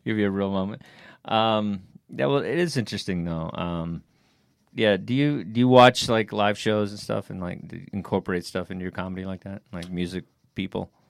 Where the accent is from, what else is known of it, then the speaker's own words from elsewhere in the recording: Texas, United States; I'm from Texas